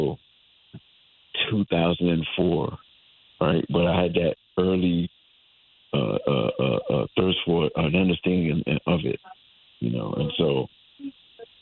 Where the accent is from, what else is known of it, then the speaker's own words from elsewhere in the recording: Hartford, Connecticut, United States; I'm a lifelong Connecticut resident. I was born in Hartford, Connecticut, and I grew up in the north end of Hartford.